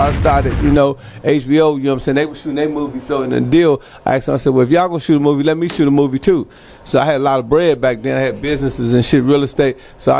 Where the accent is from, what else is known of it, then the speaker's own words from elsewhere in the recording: Chicago, Illinois, United States; Of course, you know, I'm from Chicago, so I'm from a city of gangsters, you know what I'm saying? So we all, you know, we grow up bad, you know what I'm saying? Nobody good where I'm from